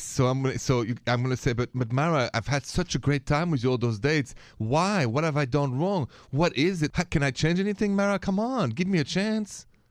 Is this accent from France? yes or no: yes; France; now in United States; from France originally